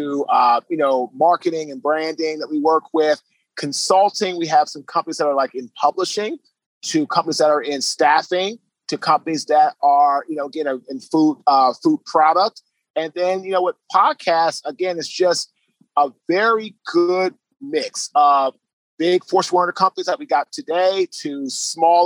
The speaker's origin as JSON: {"language": "English", "town": "Washington", "region": "District of Columbia", "country": "United States", "also_born_or_lived": "Baltimore, Maryland", "moved": "yes", "lives_now": "Raleigh, United States", "said": "So I'm originally from Washington, D.C. I currently now live in Raleigh, North Carolina"}